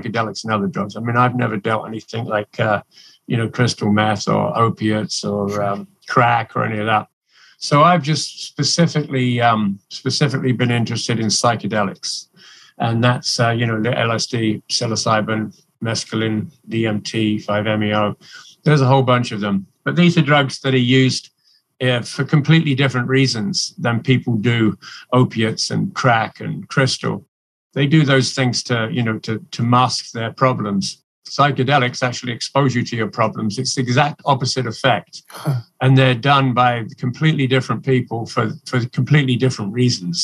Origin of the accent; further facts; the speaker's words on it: England, United Kingdom; moved away as an adult; now in Canada; I'm originally from England. I grew up in England